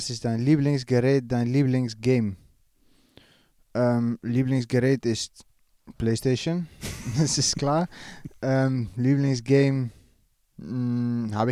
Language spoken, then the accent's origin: German; Netherlands; als Holländer